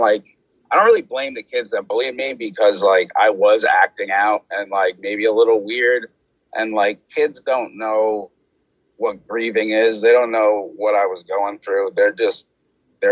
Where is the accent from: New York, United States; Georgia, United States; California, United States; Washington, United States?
New York, United States; New York City; I'm from Staten Island